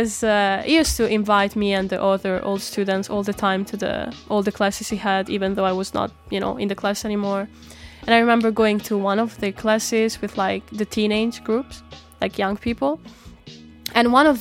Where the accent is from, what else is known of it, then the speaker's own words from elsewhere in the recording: northern Italy, Italy; moved away as an adult; also born or lived in Denmark / Albania; now in Copenhagen, Denmark; until I was 19 years old, I've been growing up in Italy, in the north of Italy